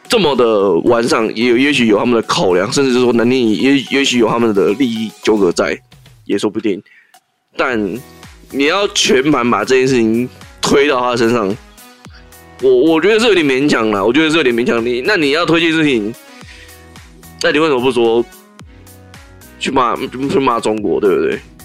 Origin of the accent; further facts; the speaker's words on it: Taiwan; 我们台湾人经不起，经不起第二次的三级了